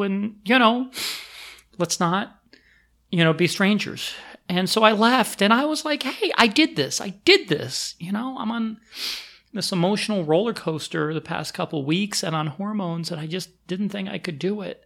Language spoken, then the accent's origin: English; Pennsylvania, United States; also born or lived in Maryland; now in New York, United States; I grew up in Pennsylvania